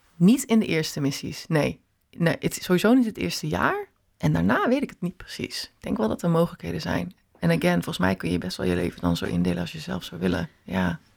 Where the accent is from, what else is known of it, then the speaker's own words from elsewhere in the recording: Netherlands; waar ik vandaan kom